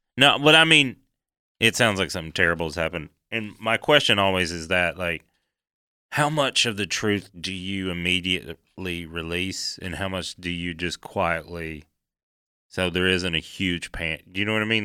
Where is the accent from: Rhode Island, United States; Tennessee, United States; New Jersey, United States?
Tennessee, United States; East; I come from East Tennessee